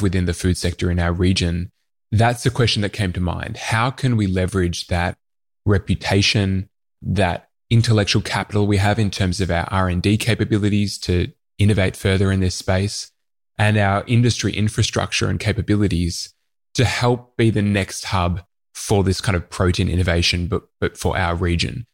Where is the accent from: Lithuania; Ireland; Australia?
Australia; Melbourne, Victoria; born or raised there